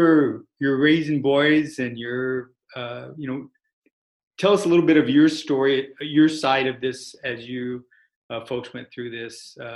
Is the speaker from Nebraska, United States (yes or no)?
yes; Nebraska, United States; I grew up in Nebraska